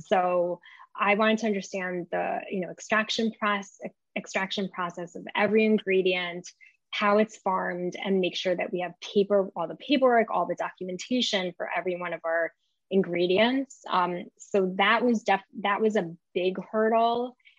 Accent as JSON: {"language": "English", "region": "New York", "country": "United States", "tie": "born or raised there", "also_born_or_lived": "Israel", "said": "I was raised in New York"}